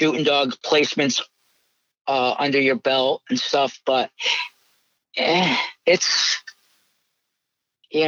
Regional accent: New England, United States; an New England boy

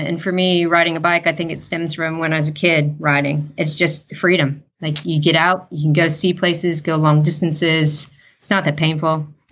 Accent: United States; moved away as an adult; now in New Zealand; I am American

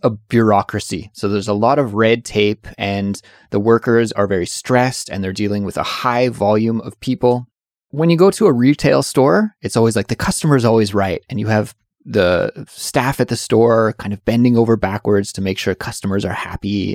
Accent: Canada; moved away as an adult; now in South Korea; I'm from Canada

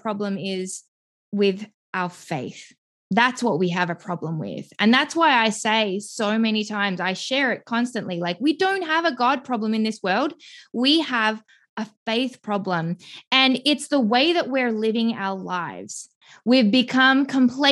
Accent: Melbourne, Victoria, Australia; moved away as an adult; now in Greenville, United States; I'm originally from Melbourne, Australia. I have lived there my entire life until about 6 years ago

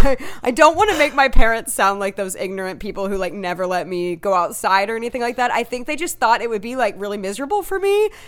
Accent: Tennessee, United States; I'm from Tennessee

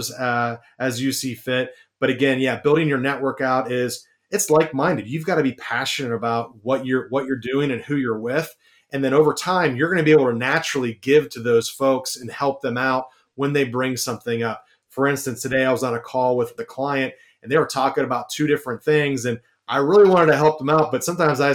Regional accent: Columbus, Ohio, United States; I'm from Columbus, Ohio

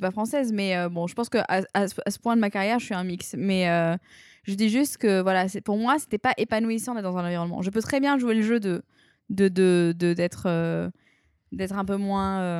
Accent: New Caledonia; moved away as an adult; je suis partie de la Nouvelle-Calédonie en France.

